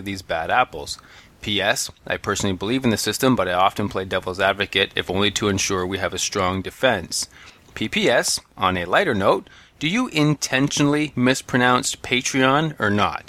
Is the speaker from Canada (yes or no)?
yes; Canada; We are Canadian